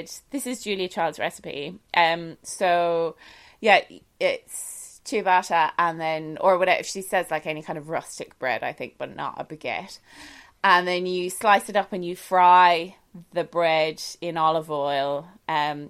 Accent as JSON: {"language": "English", "country": "Ireland", "said": "I'm Irish"}